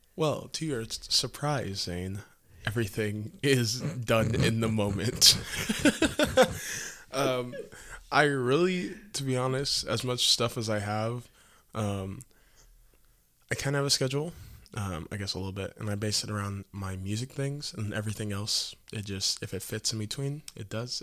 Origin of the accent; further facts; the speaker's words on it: Quincy, Illinois, United States; I'm from Quincy, Illinois, so that's about two and a half hours north of here